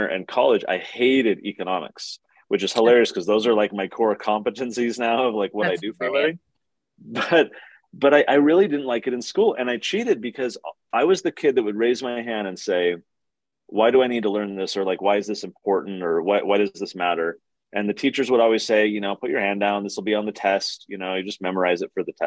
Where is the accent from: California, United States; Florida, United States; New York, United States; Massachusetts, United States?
California, United States; Poway; I grew up in San Diego. So I went to the public schools down there, a city called Poway in the North County